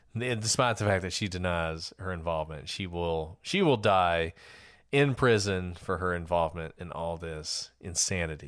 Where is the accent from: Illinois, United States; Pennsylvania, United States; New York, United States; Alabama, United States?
Alabama, United States; I'm from Alabama, Bible Belt, Alabama